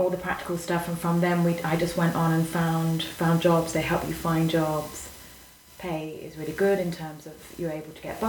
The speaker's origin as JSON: {"language": "English", "town": "Leicester", "region": "East Midlands", "country": "United Kingdom", "moved": "as an adult", "lives_now": "Madrid, Spain", "said": "from Leicester"}